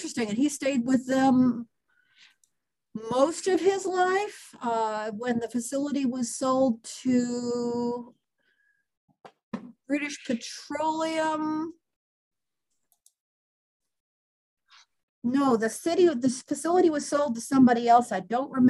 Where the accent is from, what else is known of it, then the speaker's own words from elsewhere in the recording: Northern Indiana, United States; moved away; originally I'm from Northern Indiana